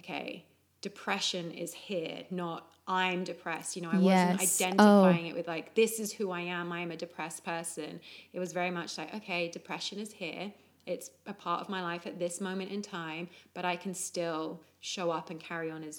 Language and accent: English; England, United Kingdom; Growing up in England